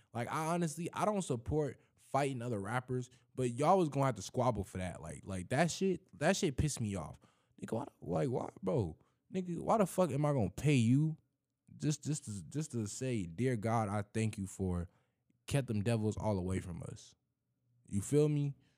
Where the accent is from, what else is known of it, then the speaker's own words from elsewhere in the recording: Florida, United States; I grew up in Florida.